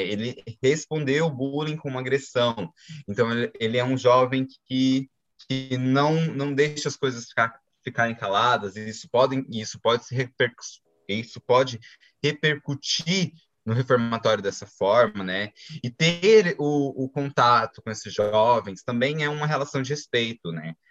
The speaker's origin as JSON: {"language": "Portuguese", "country": "Brazil", "said": "Eu falo a gente como brasileiros"}